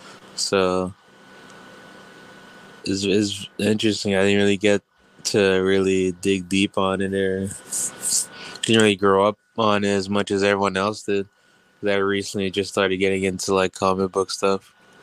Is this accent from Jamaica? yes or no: yes; Jamaica; moved away; I grew up in Jamaica